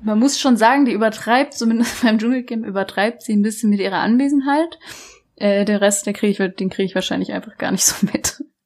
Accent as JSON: {"language": "German", "area": "Black Forest", "region": "Baden-Württemberg", "country": "Germany", "said": "bei uns im Schwarzwald"}